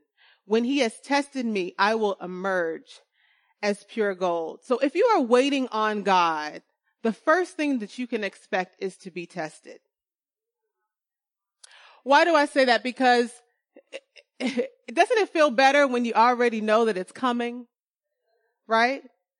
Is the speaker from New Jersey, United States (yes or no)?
no; California, United States; Winter is really cold. Okay. Especially here as a Californian.